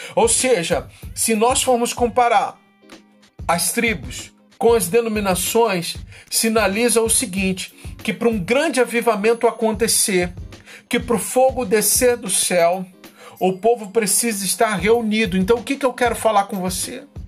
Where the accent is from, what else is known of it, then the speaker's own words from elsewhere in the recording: Brazil; eu sou brasileiro